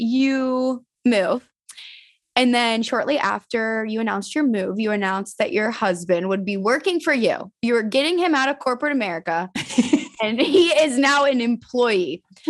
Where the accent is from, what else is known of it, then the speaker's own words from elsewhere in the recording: Pittsburgh, Pennsylvania, United States; Because I'm from Pittsburgh.